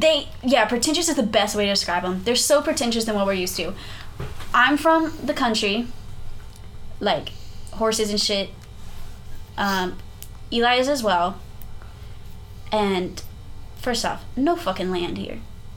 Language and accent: English; South Texas, United States; moved away as an adult; now in North Texas, United States; I grew up in South Texas my whole life. I've never lived anywhere else.